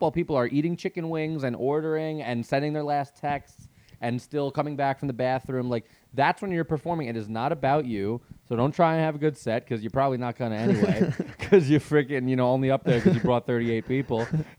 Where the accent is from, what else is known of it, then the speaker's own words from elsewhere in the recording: New York, United States; As you can tell, I'm from Long Island.